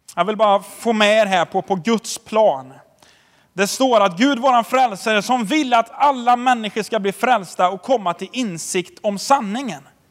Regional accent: Tidaholm, Västra Götaland, Sweden; jag är uppväxt i Tidaholm

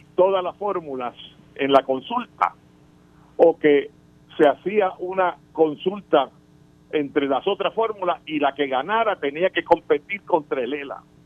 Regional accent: Puerto Rico; Nosotros los ciudadanos americanos, que nacimos en Puerto Rico y nacimos ciudadanos americanos

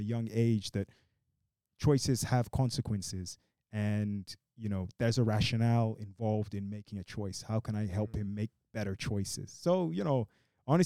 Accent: Brazil; I was born in Brazil. My mother's Brazilian

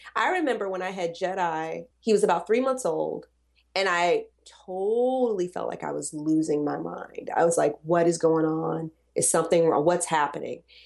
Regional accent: the South, United States; I'm from the South.

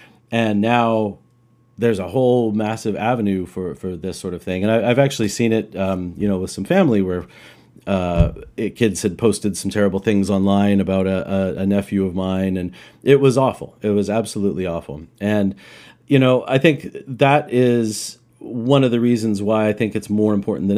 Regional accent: Roswell, New Mexico, United States; now in Vancouver, Canada; I was a kid growing up in New Mexico, in Roswell, New Mexico, which I mentioned to you guys.

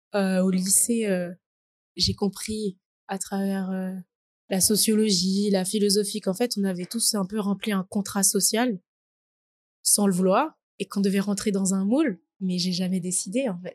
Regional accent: Paris region, Île-de-France, France; also born or lived in French Guiana / Essonne; je suis née en Guyane française, puis je suis venue en France à l'âge de 2 ans et depuis j'habite en, en, région parisienne

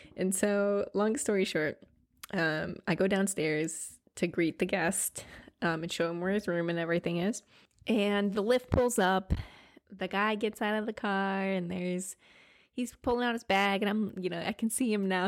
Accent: Grand Island, Nebraska, United States; moved away as an adult; also born or lived in California; now in New York City, United States; my hometown in Grand Island, Nebraska

